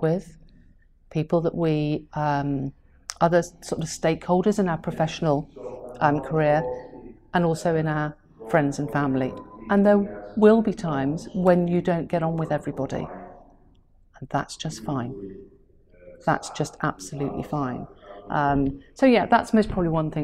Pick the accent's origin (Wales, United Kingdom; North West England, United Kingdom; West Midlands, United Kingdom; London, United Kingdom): Wales, United Kingdom; Welsh; as a Welsh person